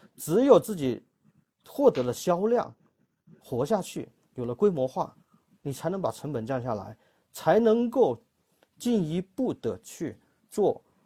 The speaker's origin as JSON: {"language": "Chinese", "region": "Guangdong", "country": "China", "said": "用我们广东话来说"}